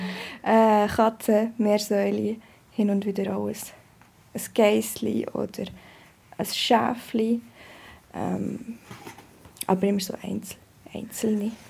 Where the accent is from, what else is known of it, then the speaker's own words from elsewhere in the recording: Bern, Switzerland; Wir sind auf dem Land aufgewachsen, in einem kleinen Ort, im Emmental. Und äh, meine Eltern hatten ein, ein Bauernhaus, aber sie waren nicht mehr landwirtschaftlich tätig.